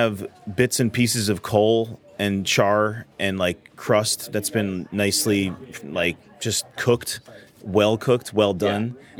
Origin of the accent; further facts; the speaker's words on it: New Haven, Connecticut, United States; I'm from New Haven, born and raised